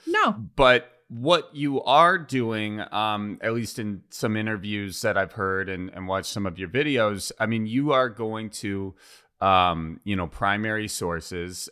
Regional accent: Wisconsin, United States; accent: Wisconsin

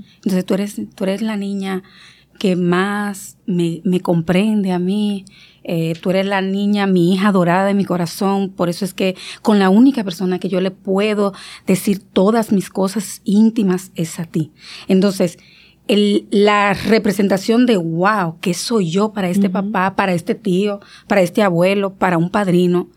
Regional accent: San Fernando de Monte Cristi, Monte Cristi, Dominican Republic; moved away; era Montecristi, yo soy de Montecristi

